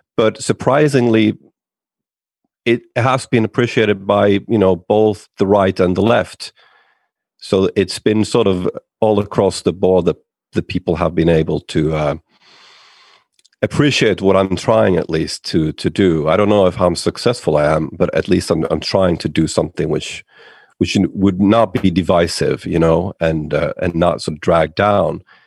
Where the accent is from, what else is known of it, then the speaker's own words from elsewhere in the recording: Finland; I'm from Finland